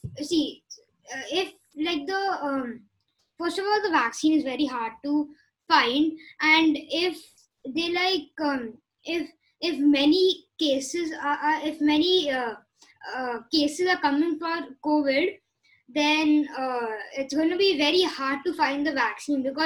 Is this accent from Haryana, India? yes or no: no; Jammu and Kashmir, India; I am personally from Kashmir. I'm from Kashmir. I don't know how to speak the language, sadly.